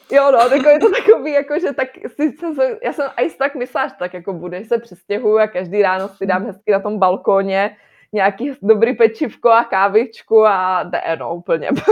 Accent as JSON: {"language": "Czech", "country": "Czechia", "moved": "as an adult", "lives_now": "Nantes, France", "said": "než my, než jako Češi"}